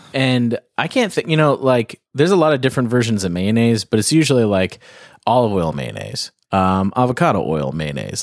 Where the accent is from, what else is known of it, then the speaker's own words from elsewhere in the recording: outside Toronto, Ontario, Canada; now in California, United States; I'm up in Canada, but, um, right outside of Toronto.